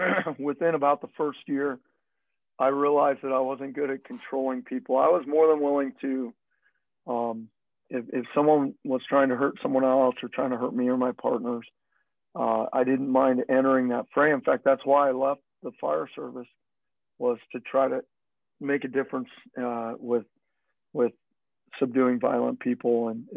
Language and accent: English; Phoenix, Arizona, United States; also born or lived in Southern California / Utah; I was not from the Pacific Northwest. I was from the Southwest. Grew up in Phoenix, grew up in LA or in Southern California. Not LA itself, but near there, Southern California, Utah, Arizona. That's where I lived in my youth.